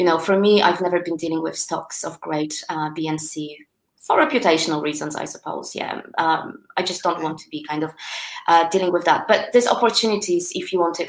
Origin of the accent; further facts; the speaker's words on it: Poland; English is a second language; now in United Kingdom; Poland, my home country